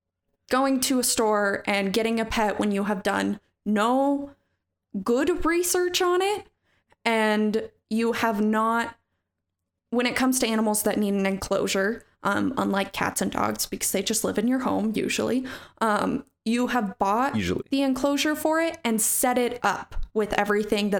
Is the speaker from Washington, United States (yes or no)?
yes; Snohomish, Washington, United States; my hometown, fun fact, of Snohomish, Washington